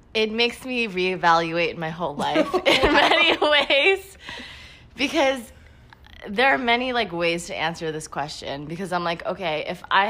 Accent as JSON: {"language": "English", "town": "New York City", "region": "New York", "country": "United States", "tie": "born or raised there", "said": "I was born and raised in Queens, New York"}